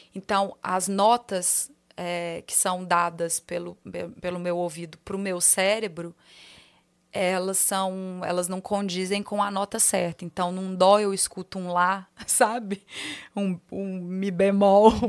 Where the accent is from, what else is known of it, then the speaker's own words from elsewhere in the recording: Minas Gerais, Brazil; accent: mineiro; moved away as an adult; now in São Paulo, Brazil; Falar com meu sotaque, fazer minhas brincadeiras, contar meus, meus causos mineiros